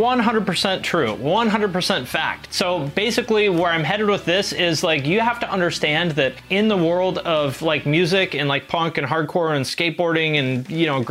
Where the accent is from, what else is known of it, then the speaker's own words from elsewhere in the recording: Seattle, Washington, United States; moved away as an adult; also born or lived in Cleveland; When I was 18, I moved from Seattle, where I grew up, like in the Seattle area, to Cleveland